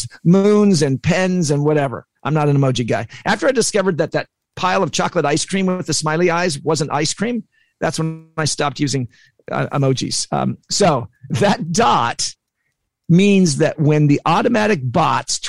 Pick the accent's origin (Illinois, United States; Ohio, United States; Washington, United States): Washington, United States; Olympia; moved away; also born or lived in San Diego, California; I'm from Olympia, Washington. I used to live in San Diego.